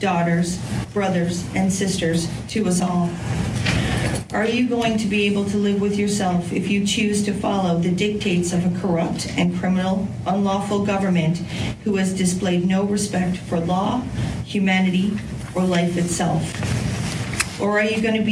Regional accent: Canada; I am one Canadian

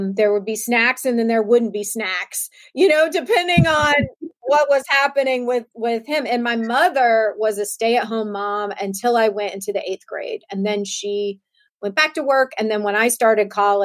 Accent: Savannah, Georgia, United States; growing up in Savannah, Georgia

